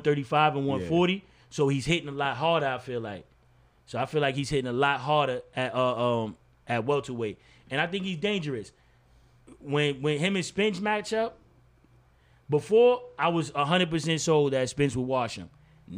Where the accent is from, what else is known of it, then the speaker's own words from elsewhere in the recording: New York, United States; I'm from New York, man. Y'all forgive me. I'm from New York.